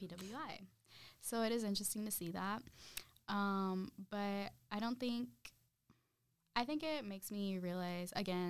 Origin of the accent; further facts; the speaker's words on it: Zacatecas, Mexico; Like, I'm from Zacatecas, my best friend. She's from Veracruz.